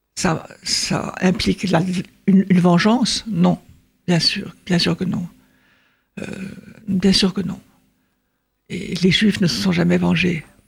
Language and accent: French; France; nous sommes français